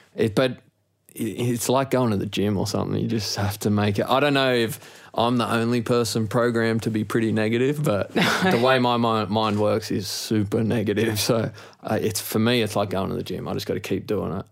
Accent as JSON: {"language": "English", "town": "Sydney", "region": "New South Wales", "country": "Australia", "tie": "born or raised there", "said": "growing up in Maroubra"}